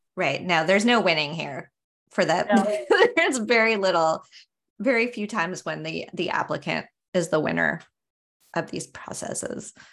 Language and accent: English; San Diego, California, United States; moved away as an adult; also born or lived in New York City; I grew up in San Diego